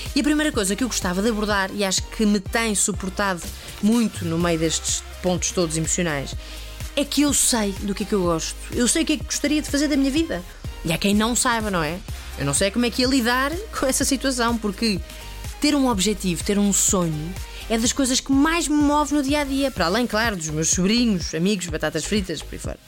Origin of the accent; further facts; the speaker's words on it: Estoril, Lisbon, Portugal; pela forma de falar que se, se percebe que eu sou da Betoland e a Montestoril